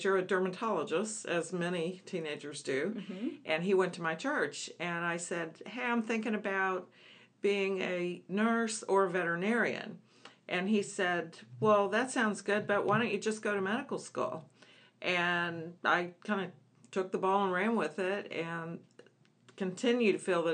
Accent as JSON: {"language": "English", "region": "Northern Kentucky", "country": "United States", "tie": "born or raised there", "also_born_or_lived": "Alabama", "moved": "yes", "said": "I grew up in Northern Kentucky in a blue-collar family"}